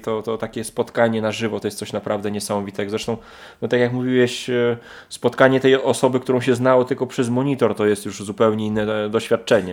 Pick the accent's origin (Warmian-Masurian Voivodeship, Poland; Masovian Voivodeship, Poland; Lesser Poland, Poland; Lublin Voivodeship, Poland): Lublin Voivodeship, Poland; Lublin; u nas w Lublinie